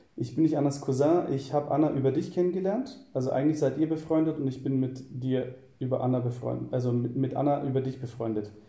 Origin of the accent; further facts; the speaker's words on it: Southern Germany, Germany; moved away as an adult; also born or lived in Cologne; ich komme eigentlich äh, aus Süddeutschland und ähm, ziehe im Jahr 2014 nach Köln